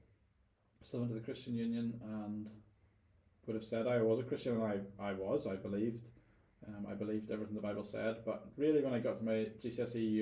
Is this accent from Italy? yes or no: no; Northern Ireland, United Kingdom; moved away as an adult; I was a Northern Irish guy